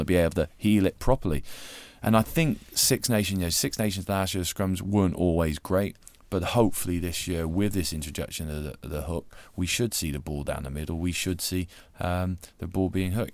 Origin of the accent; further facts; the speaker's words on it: Gloucestershire, South West England, United Kingdom; growing up in Gloucestershire